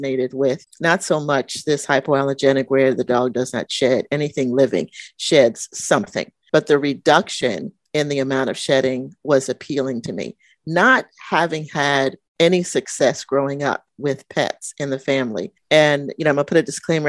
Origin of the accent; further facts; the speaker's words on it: New York, United States; moved away; when I was a little girl and my growing up in New York, and we would go into the city